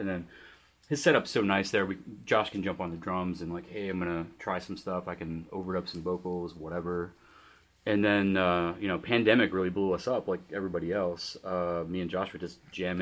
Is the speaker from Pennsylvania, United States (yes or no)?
yes; Greensburg, Pennsylvania, United States; I grew up in the Greensburg area